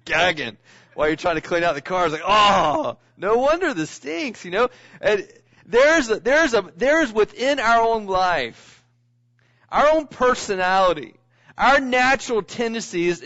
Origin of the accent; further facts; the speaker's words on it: Scotland, United Kingdom; I'm Scottish